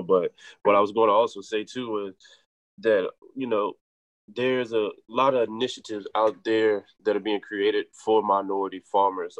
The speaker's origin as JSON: {"language": "English", "country": "United States", "tie": "born or raised there", "said": "growing up in Halifax County of the rural South"}